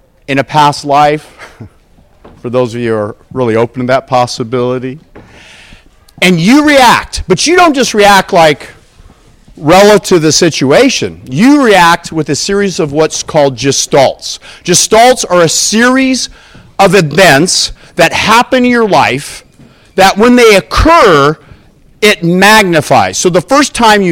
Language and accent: English; Southern California, United States; I'm from Southern California, the other state